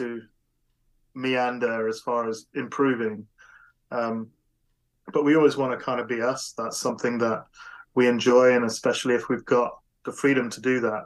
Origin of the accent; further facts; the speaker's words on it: United Kingdom; I'm British